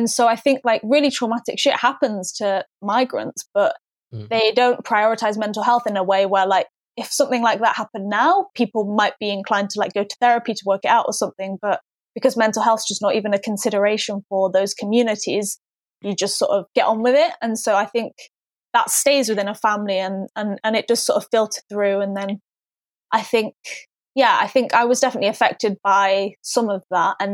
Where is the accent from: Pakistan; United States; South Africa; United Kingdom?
Pakistan; someone thought that I was Persian, I was like, oh, that's good because that means that no one knows I'm Pakistani, as though it was something to be embarrassed of.